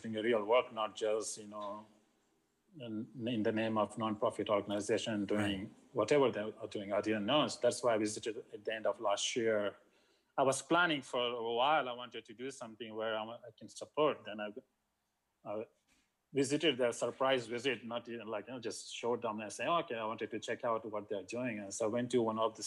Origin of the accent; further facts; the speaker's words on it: India; moved away as an adult; also born or lived in Australia; I grew up in India, so I've seen poverty